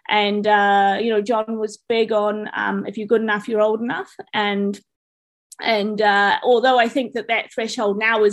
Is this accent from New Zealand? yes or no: yes; New Zealand; moved away; I'm a Kiwi